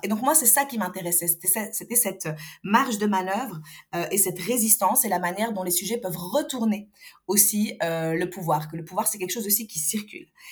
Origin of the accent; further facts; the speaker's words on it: Algiers, Algiers Province, Algeria; moved away; also born or lived in Europe; je suis née, j'ai grandi à Alger, et puis j'ai quitté